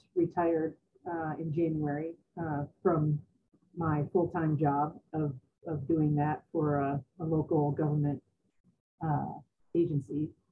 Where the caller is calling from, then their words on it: Colorado, United States; I'm in Colorado.